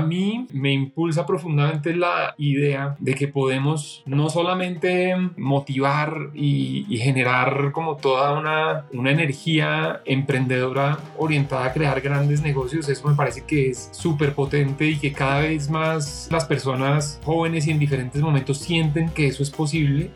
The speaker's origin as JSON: {"language": "Spanish", "country": "Colombia", "also_born_or_lived": "United States", "moved": "as an adult", "said": "regresé a Colombia"}